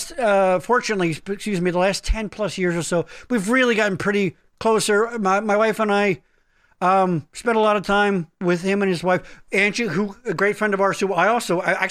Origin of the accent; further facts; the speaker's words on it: Boyertown, Pennsylvania, United States; I grew up in Boyertown.